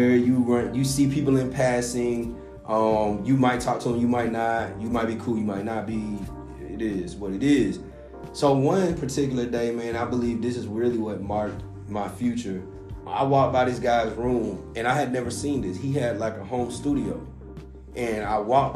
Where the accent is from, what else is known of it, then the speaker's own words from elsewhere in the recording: the South, United States; I'm from the South, too.